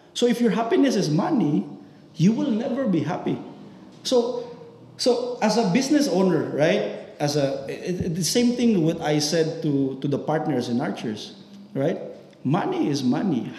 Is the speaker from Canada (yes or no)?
no; Philippines; now in United Arab Emirates; as a Filipino